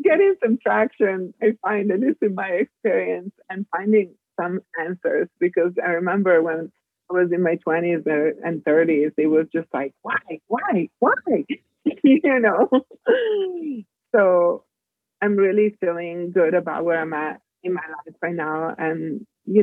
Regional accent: Italy; moved away as an adult; also born or lived in Germany / Spain / California / Brazil; I was born in Italy, born and raised. I left Italy when I was like 19

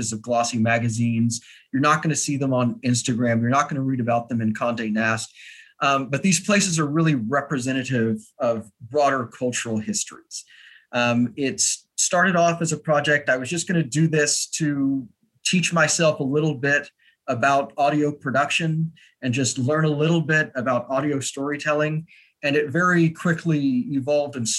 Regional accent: Austin, Texas, United States; moved away as an adult; now in New York, United States; I am originally from Austin, Texas. I will always be from Texas

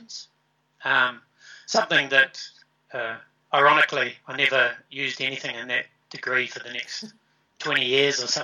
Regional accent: Cambridge, Waikato, New Zealand; I grew up in Cambridge, which is in the middle of the North Island of New Zealand.

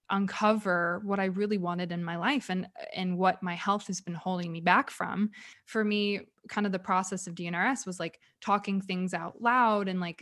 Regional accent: California, United States; born there; now in Dallas, United States; Like Justin was born in New York, actually. He was born in upstate New York and I was born in California.

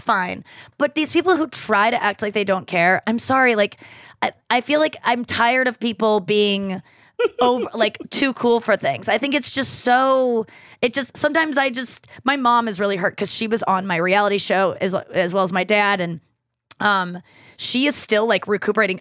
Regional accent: St. Louis, Missouri, United States; moved away as an adult; I live in Saint Louis. Like, I moved back to my hometown during the pandemic and I've just stayed here

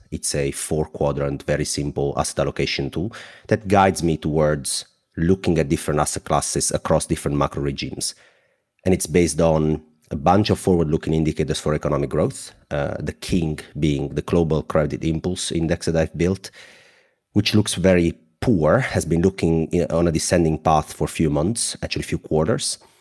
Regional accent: Southern Italy, Italy; accent: thick; English is a second language; I am a 31 years old guy from the south of Italy. My accent is very thick

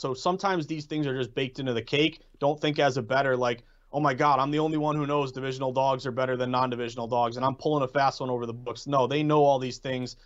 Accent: New England, United States; I'm from New England

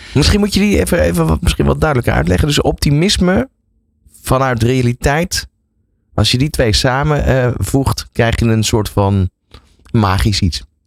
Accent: Netherlands; wij als Nederlanders

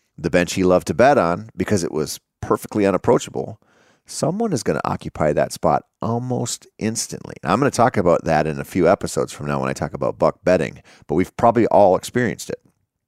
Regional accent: Minnesota, United States; I grew up in the Driftless area of Minnesota, where spring-fed streams and the trout that live in them dominated much of my outdoor time for a good portion of my formative years.

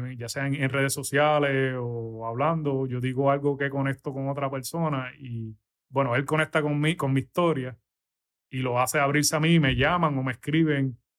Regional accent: San Juan, Puerto Rico; moved away as an adult; now in Orlando, United States; yo soy de San Juan, de, aquí de San Juan, eh, me crié en, Las Lomas. Ahora mismo vivo en Orlando

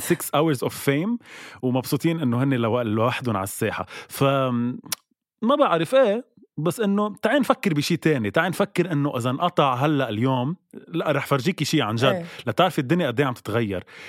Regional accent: Lebanon; نحن كلبنانية

